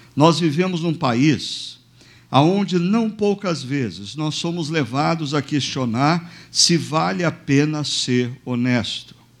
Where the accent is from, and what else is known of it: Brazil